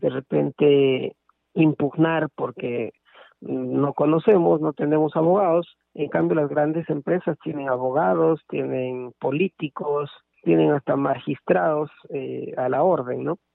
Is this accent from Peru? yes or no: yes; Peru; para la justicia fiscal tributaria de nuestro país